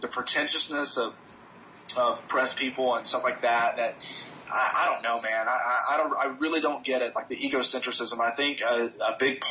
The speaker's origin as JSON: {"language": "English", "town": "Birmingham", "region": "Alabama", "country": "United States", "said": "I'm from Birmingham, Alabama"}